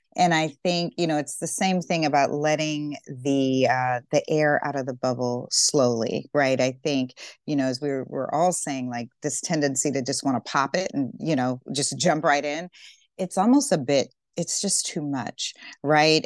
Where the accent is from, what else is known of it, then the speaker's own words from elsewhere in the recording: Deep South, United States; I grew up in the Deep South